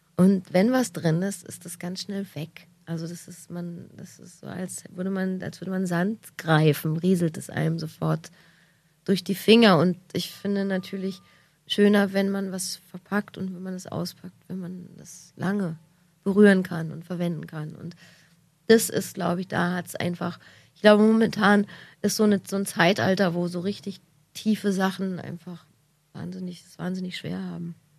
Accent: Berlin, Germany; als Berliner

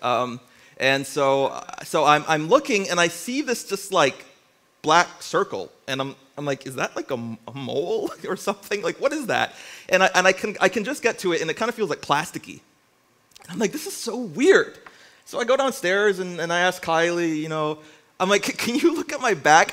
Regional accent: Windsor, Ontario, Canada; moved away as an adult; now in Niagara region, Canada; I'm originally from Windsor, Ontario

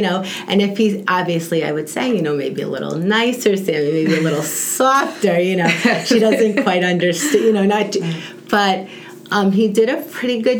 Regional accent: New York, United States; moved away; We're from New York

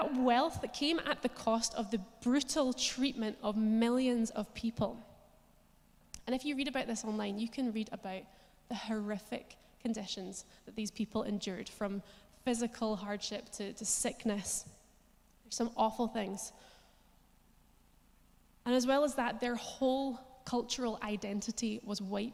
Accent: Scotland, United Kingdom; we, as the Scottish people

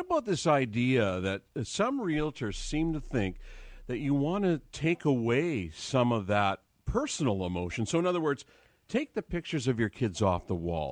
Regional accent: Vancouver, British Columbia, Canada; Growing up in Vancouver

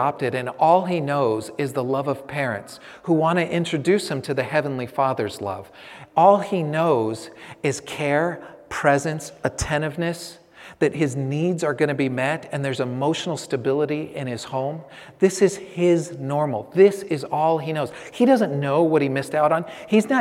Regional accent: San Francisco, California, United States; I grew up in San Francisco

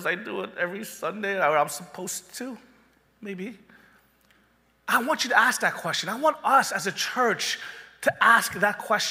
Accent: Panama City, Florida, United States; when I did youth ministry in my hometown of Panama City, after I went finished University of Florida, I moved back to my hometown

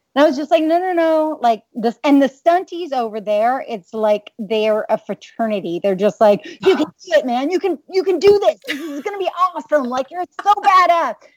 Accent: New York City, New York, United States; moved away as an adult; also born or lived in Manhattan; now in Los Angeles, United States; I am originally from New York City and did a lot of theater in New York

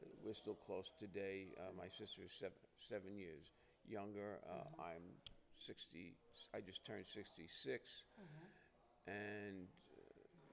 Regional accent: New York City, New York, United States; born in Brooklyn. I grew up in Bensonhurst

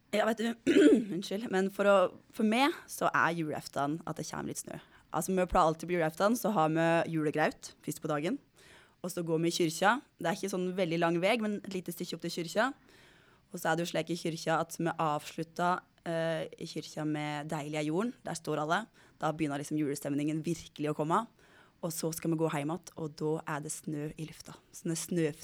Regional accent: Fagernes, Innlandet, Norway; now in Bergen, Norway; jeg kommer jo da fra Fagernes

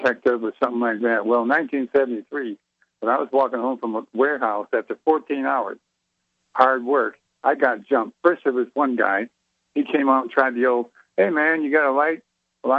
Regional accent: Detroit, Michigan, United States; moved away; also born or lived in Jacksonville, Florida; Even though I'm in the South, I'm from Detroit, old Detroit boy

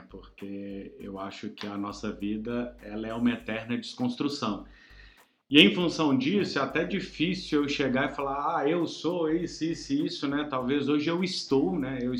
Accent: Belo Horizonte, Minas Gerais, Brazil; also born or lived in Bahia / Mato Grosso do Sul; Eu sou mineiro, sou de Belo Horizonte, mas já rodei

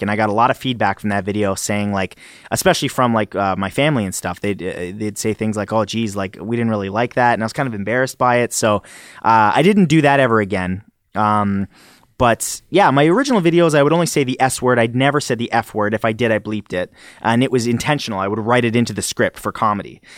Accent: Canada; accent: Canadian; do you guys hear an accent the way I speak? 'Cause I'm Canadian

